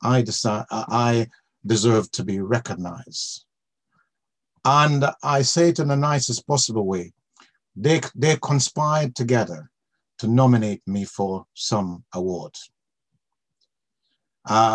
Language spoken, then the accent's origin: English; Jamaica; now in United Kingdom; I came here from Jamaica, where I was born